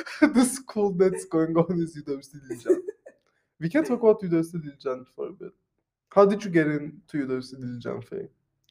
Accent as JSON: {"language": "English", "country": "Armenia", "also_born_or_lived": "Turkey", "said": "I'm from Armenia and Turkey, which is fucked up."}